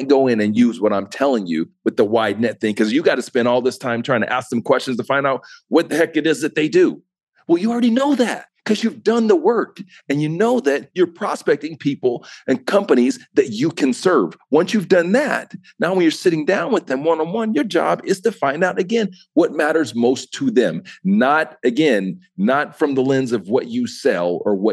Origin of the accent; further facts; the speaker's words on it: Utah, United States; also born or lived in Ohio; I grew up in Utah. I'm originally from Ohio. I grew up in Utah